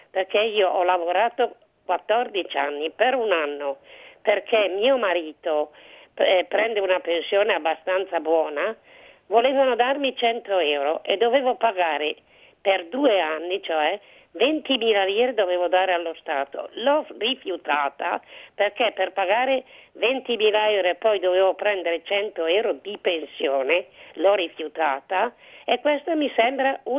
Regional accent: Cremona, Lombardy, Italy; Io sono di Cremona, a mia sì. sorella e una sua amica.

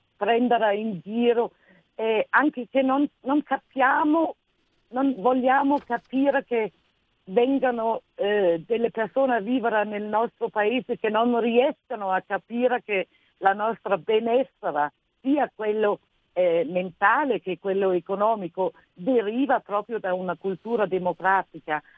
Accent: Denmark; accent: Nordic; Italian is a second language; moved away as an adult; now in Italy; sento proprio il mio accento nordico

